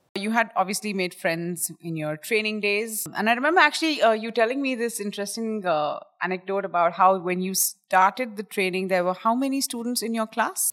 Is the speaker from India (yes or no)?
yes; India; we come from India